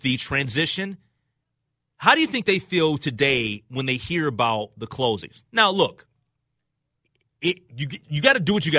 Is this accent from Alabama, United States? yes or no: no; New York, United States; I'm a New Yorker.